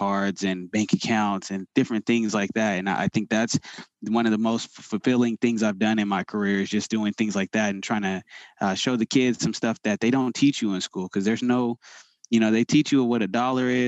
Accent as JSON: {"language": "English", "town": "Sacramento", "region": "California", "country": "United States", "tie": "born or raised there", "said": "I grew up in the Sacramento area"}